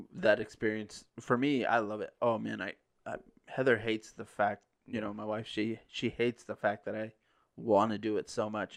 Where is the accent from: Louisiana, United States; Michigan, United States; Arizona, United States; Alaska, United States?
Arizona, United States; Parker; I grew up around off-road racing growing up in Parker